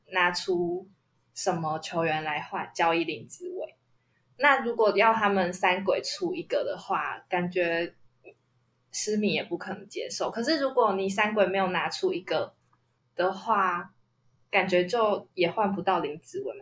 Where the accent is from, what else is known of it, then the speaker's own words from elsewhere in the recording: Kaohsiung, Taiwan; 因为我也是高雄人嘛